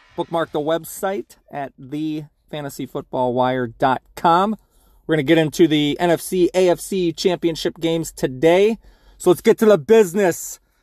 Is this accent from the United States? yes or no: yes; Baltimore, Maryland, United States; now in Wisconsin, United States; while I'm living currently in the heart of Packers country, I grew up in Baltimore